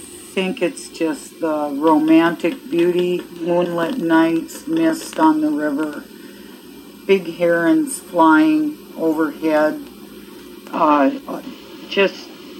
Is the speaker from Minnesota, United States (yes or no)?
yes; Duluth, Minnesota, United States; I'm from Duluth